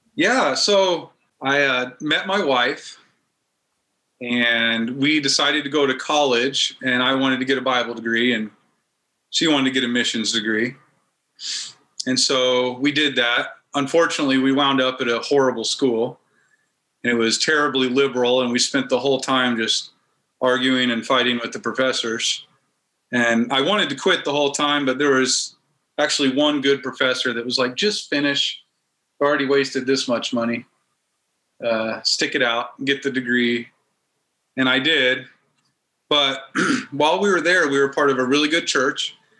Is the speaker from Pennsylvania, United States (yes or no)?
no; Denver, Colorado, United States; moved away as an adult; also born or lived in Kansas / Turkey; I grew up in Kansas till I was about eight years old, and then uh, we moved to Denver and in Colorado